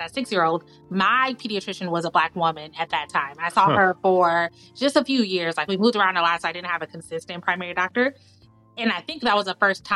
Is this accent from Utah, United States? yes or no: no; Chicago, Illinois, United States; also born or lived in Washington, D.C. area; I was born in Chicago, raised near Chicago